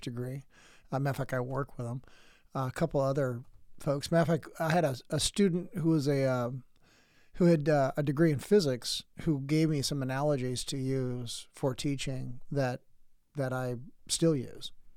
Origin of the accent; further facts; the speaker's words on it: San Diego, California, United States; moved away as an adult; now in Oregon, United States; By the time I got out of the military and came to Oregon, because uh, I'm from San Diego